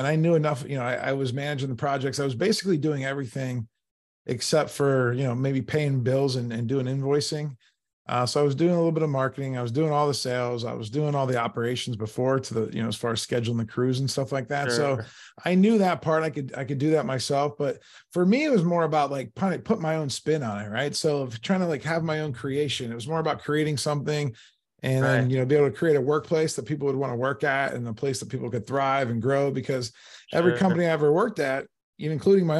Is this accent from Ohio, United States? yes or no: yes; Canton, Ohio, United States; moved away as an adult; now in Pittsburgh, United States; I'm originally from Canton, Ohio